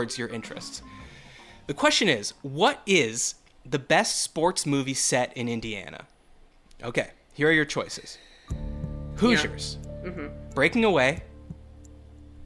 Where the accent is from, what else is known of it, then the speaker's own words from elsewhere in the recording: Canada; we're both Canadians